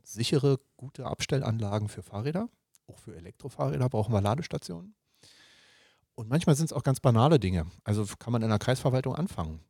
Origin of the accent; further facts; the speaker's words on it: Berlin, Germany; ich bin ja in Berlin geboren und äh, aufgewachsen, habe äh, auch lange Zeit in Berlin gearbeitet